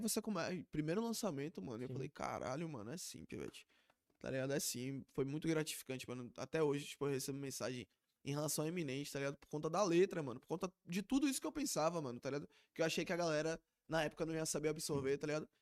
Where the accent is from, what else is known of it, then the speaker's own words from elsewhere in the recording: Lauro de Freitas, Bahia, Brazil; a gente é de Lauro